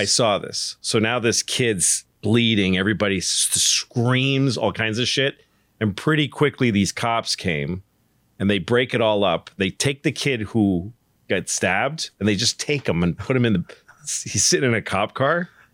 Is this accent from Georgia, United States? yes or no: no; Newton, Massachusetts, United States; I grew up in Newton